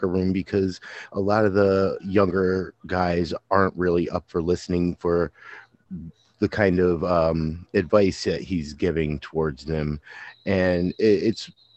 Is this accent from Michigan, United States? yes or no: no; Kingston, New York, United States; born or raised there